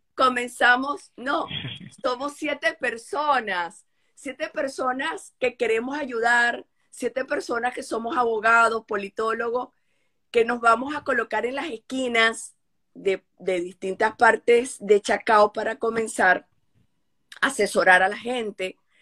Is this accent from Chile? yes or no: no; Venezuela; Como venezolana